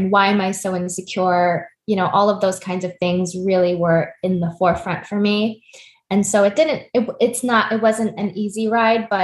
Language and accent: English; United States; I'm Korean American, and I grew up in a Korean household, very influenced by my immigrant parents